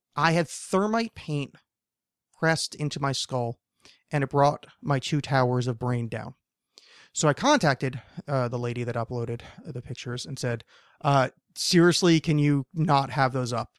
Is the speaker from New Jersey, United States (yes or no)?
yes; New Jersey, United States; I'm from New Jersey